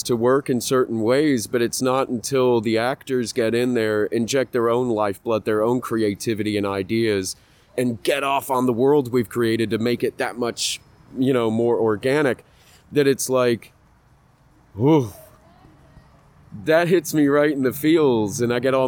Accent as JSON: {"language": "English", "region": "England", "country": "United Kingdom", "tie": "born or raised there", "moved": "yes", "said": "When I was a little kid, I grew up in England"}